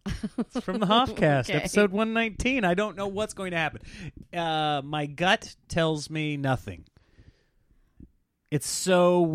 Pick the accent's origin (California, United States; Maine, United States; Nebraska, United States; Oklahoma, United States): Nebraska, United States; Well, I grew up in Nebraska.